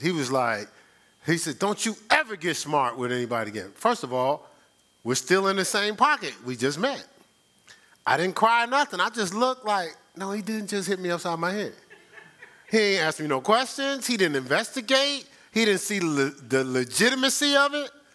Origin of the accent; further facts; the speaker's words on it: Newark, New Jersey, United States; I'm from Newark